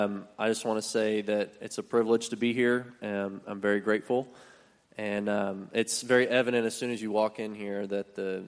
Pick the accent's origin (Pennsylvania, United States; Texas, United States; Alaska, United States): Texas, United States; Keller; I grew up in Keller. My wife and I both went to Keller High School.